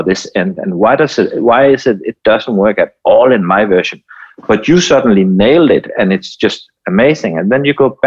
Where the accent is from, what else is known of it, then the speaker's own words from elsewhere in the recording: Denmark; I'm from Denmark